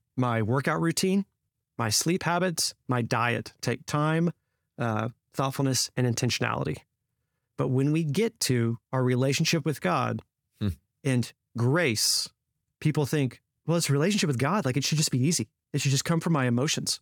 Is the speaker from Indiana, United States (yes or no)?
no; Fort Worth, Texas, United States; spent five years in Fort Worth, uh, at, in my hometown